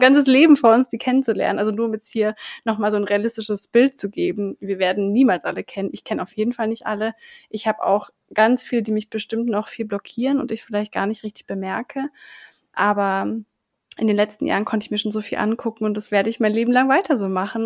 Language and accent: German; Southern Germany, Germany; ich bin ja in Süddeutschland auf dem Dorf aufgewachsen